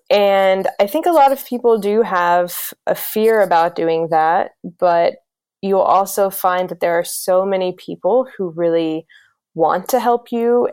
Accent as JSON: {"language": "English", "region": "South Carolina", "country": "United States", "tie": "born or raised there", "also_born_or_lived": "Greece", "moved": "yes", "said": "I grew up in South Carolina in the United States."}